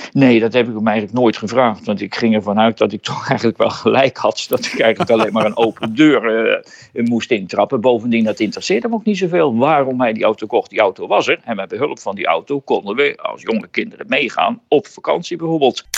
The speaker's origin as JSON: {"language": "Dutch", "town": "Goes", "region": "Zeeland", "country": "Netherlands", "said": "bij ons in de Pickardstraat in Goes"}